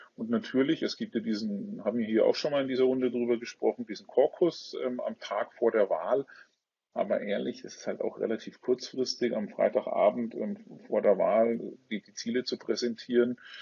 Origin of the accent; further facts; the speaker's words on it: Franconia, Bavaria, Germany; accent: Franconian; komme aus äh, einem schönen Frankenland, wie man vielleicht auch das ein oder andere Mal an meinem Dialekt hört, ähm, aus Bayern